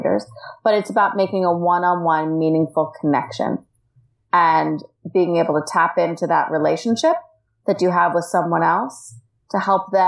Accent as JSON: {"language": "English", "country": "United States", "also_born_or_lived": "Washington, D.C.", "moved": "as an adult", "lives_now": "Australia", "said": "I am an American expat, and I live in the Australian outback"}